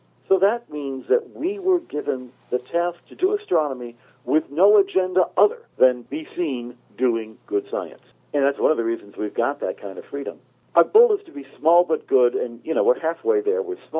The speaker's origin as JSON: {"language": "English", "region": "Arizona", "country": "United States", "moved": "yes", "lives_now": "Italy", "said": "I'm from Arizona."}